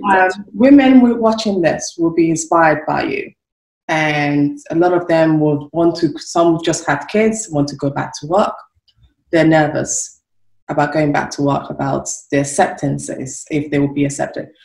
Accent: Nigeria; now in United Kingdom; I'm from Nigeria, came over to the UK

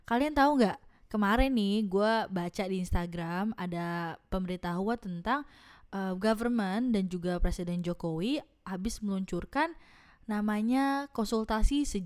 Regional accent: Tangerang, Banten, Indonesia; dan gue dari Tangerang

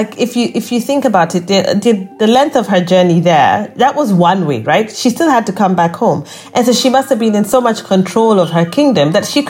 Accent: Kenya; and as a Kenyan, you know, we are liked, which is always a nice thing.

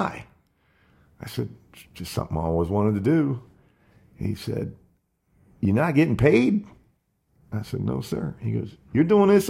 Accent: Jupiter, Florida, United States; my hometown in Jupiter

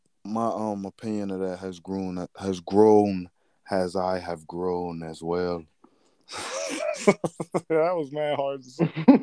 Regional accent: United States

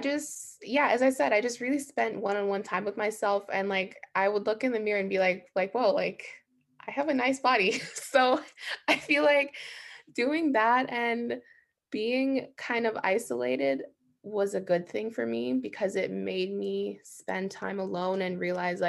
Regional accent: Jamaica; I'm from Jamaica

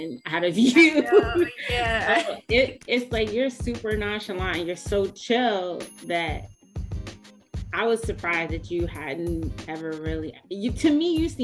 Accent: Silver Spring, Maryland, United States; I'm from Silver Spring, Maryland

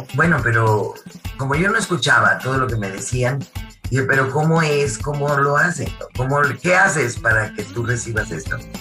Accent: Monterrey, Nuevo León, Mexico; soy de Monterrey

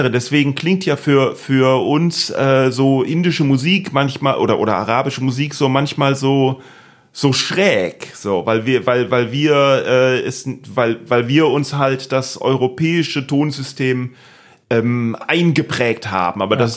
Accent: Bütgenbach, Wallonia, Belgium; first language German; also born or lived in Aberdeen, Scotland; ich bin in Bütchenbach aufgewachsen. Das ja. ist ein kleines Dorf mit einem wunderschönen äh, See

